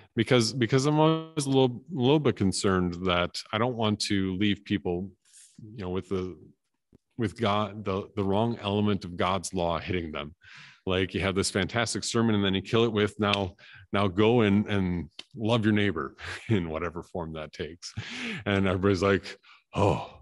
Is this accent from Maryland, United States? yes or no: no; Appleton, Wisconsin, United States; moved away; also born or lived in Canada; I had that in, in my hometown too, that, uh, that everything closed between one and three on Good Friday.